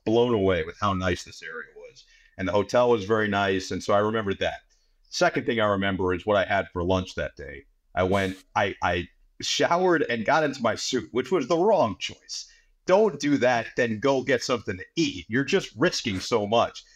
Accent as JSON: {"language": "English", "region": "New York area", "country": "United States", "tie": "born or raised there", "said": "growing up in the New York area"}